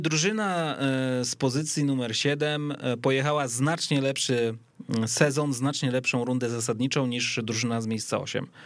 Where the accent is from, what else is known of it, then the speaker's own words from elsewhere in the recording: Gdańsk, Pomeranian Voivodeship, Poland; moved away; Ja w Gdańsku nie mieszkam, już ostatnio liczyłem 13 lat, jestem z Gdańska, więc to jest, wiesz, stadion, na którym ja się wychowałem